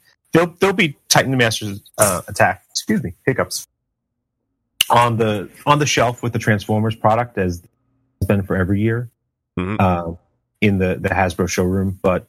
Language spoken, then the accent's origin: English; New York, United States; moved away; I'm from New York, so I'm always happy to go home.